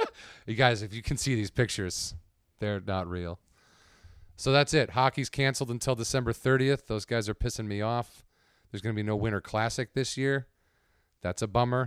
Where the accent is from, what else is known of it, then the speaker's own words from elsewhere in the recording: suburbs of Chicago, Illinois, United States; moved away; I'm from the suburb, I'm proud to be from the suburbs.